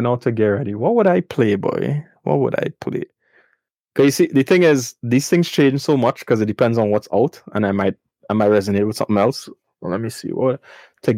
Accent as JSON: {"language": "English", "country": "Trinidad & Tobago", "tie": "born or raised there", "said": "I'm from Trinidad"}